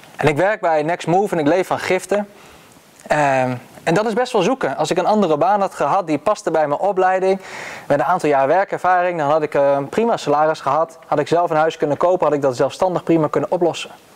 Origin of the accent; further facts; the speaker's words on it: Netherlands; als Nederlanders